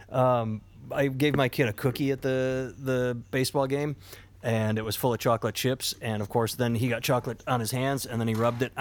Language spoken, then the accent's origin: English; Iowa, United States; I grew up in Iowa.